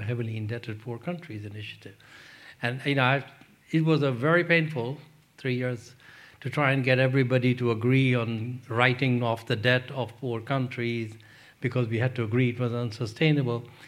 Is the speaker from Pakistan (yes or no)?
yes; Pakistan; moved away; also born or lived in London; I grew up in Pakistan